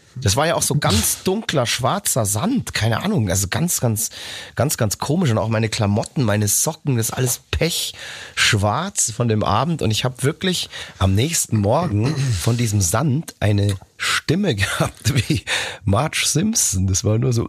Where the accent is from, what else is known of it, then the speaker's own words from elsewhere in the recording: Nuremberg, Bavaria, Germany; in meine Geburtsstadt nach Nürnberg